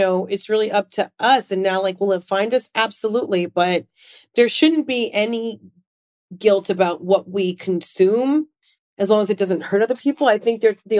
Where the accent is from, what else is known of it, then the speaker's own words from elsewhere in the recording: New York, United States; also born or lived in South Florida; I'm a New Yorker